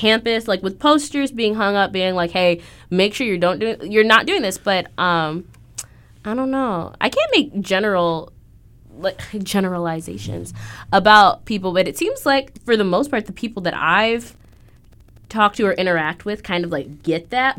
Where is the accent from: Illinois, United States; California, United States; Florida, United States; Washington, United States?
Illinois, United States; Aurora; moved away; I'm from Aurora, Illinois